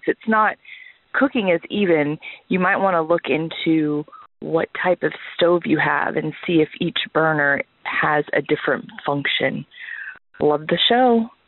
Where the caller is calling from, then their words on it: Missouri, United States; I'm calling from Missouri.